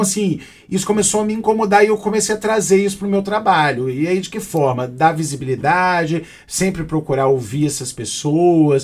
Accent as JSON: {"language": "Portuguese", "town": "Aracruz", "region": "Espírito Santo", "country": "Brazil", "tie": "born or raised there", "said": "eu sou de Aracruz, né? E minha mãe sempre fez um trabalho ligado à PAI da minha cidade"}